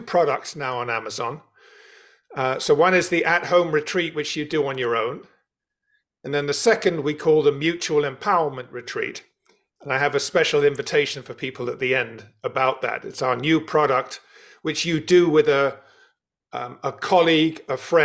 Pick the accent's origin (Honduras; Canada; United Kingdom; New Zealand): United Kingdom; London; You can tell from my accent, I was born and brought up in London.